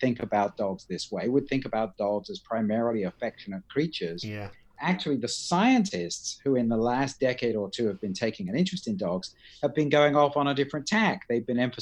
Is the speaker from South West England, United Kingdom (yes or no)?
no; Shanklin, South East England, United Kingdom; also born or lived in Ryde / Edinburgh / Australia / Florida; now in United States; I grew up mainly in Shanklin